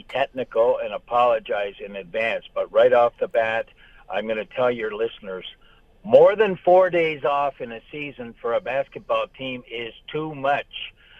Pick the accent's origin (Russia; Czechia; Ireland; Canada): Canada; as a Canadian